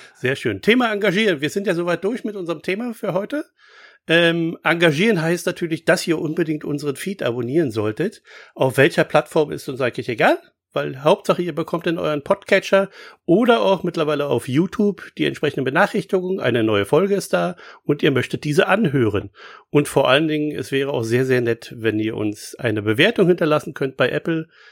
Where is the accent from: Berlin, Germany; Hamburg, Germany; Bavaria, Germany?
Berlin, Germany; als Berliner